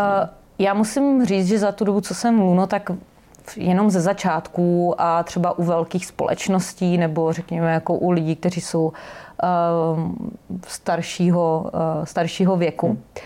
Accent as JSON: {"language": "Czech", "town": "Brno", "region": "South Moravian Region", "country": "Czechia", "said": "pocházím z Brna"}